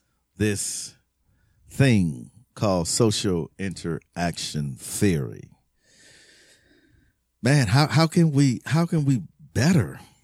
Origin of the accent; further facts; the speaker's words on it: Los Angeles, California, United States; born there; Where I'm really from? And I was born here before that.